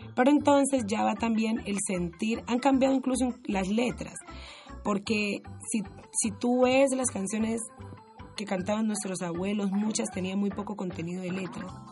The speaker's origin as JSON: {"language": "Spanish", "town": "Timbiquí", "region": "Cauca", "country": "Colombia", "tie": "born or raised there", "moved": "as an adult", "lives_now": "Cali, Colombia", "said": "yo nací y me crié en Timbiquí"}